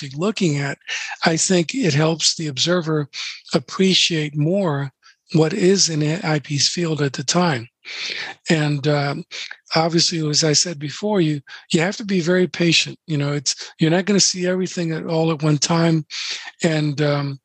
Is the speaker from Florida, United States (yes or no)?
yes; Florida, United States; I'm from Florida. So I'm from Florida